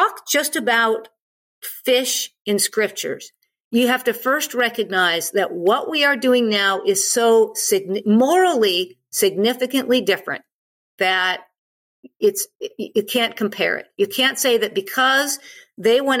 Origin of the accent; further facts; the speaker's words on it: United States; I'm an American. I'm from the United States.